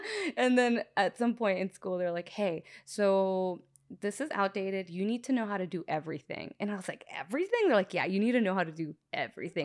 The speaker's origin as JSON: {"language": "English", "town": "Long Beach", "region": "California", "country": "United States", "tie": "born or raised there", "lives_now": "Norwalk, United States", "said": "I'm from Long Beach"}